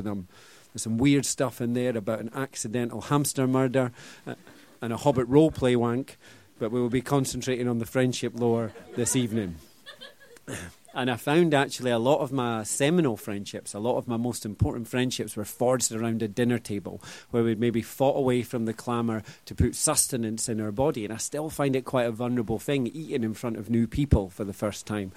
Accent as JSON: {"language": "English", "region": "Scotland", "country": "United Kingdom", "said": "I'm very Scottish. This is my posh international voice"}